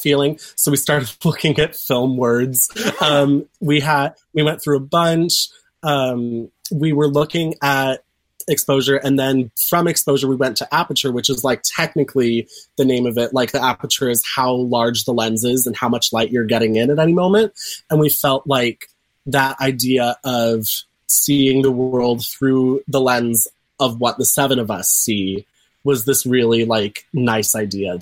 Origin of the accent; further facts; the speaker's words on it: Pasadena, California, United States; also born or lived in Orange, California; I'm from Pasadena originally, and so I have a bunch of connections up here.